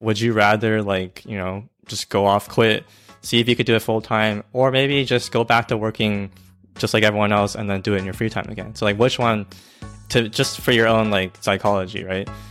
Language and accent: English; Georgia, United States; I'm from Georgia